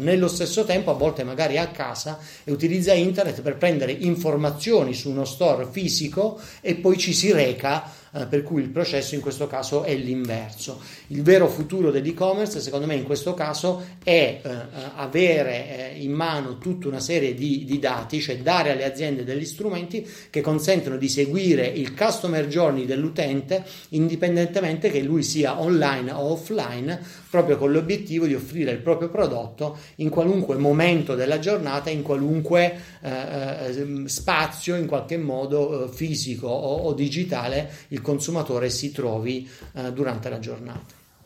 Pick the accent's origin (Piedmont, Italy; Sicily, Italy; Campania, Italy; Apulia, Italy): Apulia, Italy; essendo pugliesi come me